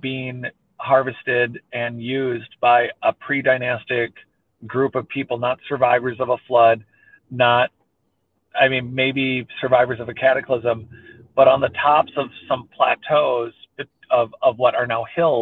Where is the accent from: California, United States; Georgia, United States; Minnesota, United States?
Minnesota, United States; I grew up in Minnesota